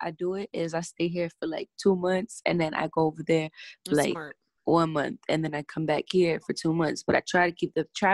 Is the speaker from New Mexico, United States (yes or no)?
no; New York City, New York, United States; I'm Dominican, and, you know, I grew up in the Bronx